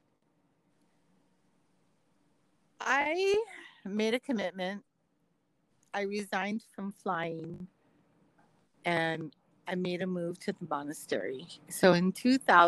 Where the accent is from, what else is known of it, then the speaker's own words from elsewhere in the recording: Kailua, Hawaii, United States; I was raised in Hawaii, like Kailua